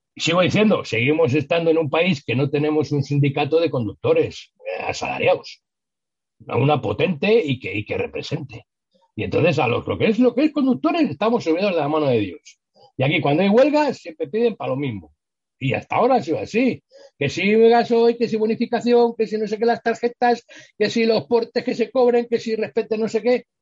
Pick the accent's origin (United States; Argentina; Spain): Spain; fuimos los españoles